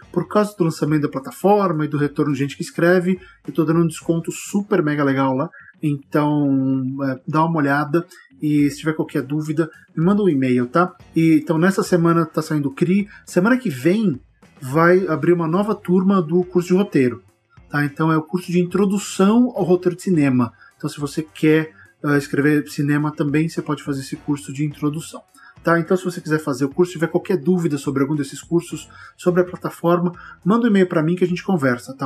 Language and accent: Portuguese; Barbacena, Minas Gerais, Brazil; Quando eu era criança pequena lá em Barbacena